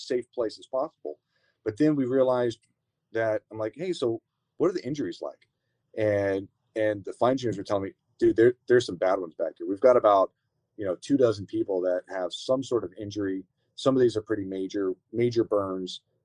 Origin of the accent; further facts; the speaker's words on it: California, United States; I grew up as in California, and I had some roots here